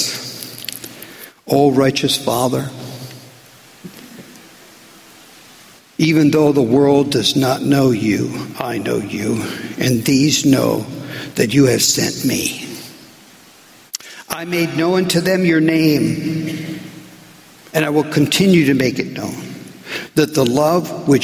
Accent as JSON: {"language": "English", "country": "United States", "said": "being American"}